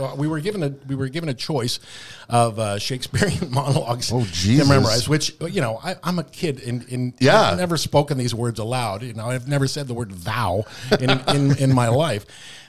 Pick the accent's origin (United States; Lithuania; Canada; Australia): Canada; you know, as Canadian performers, there's a phenomenon that happens sometimes.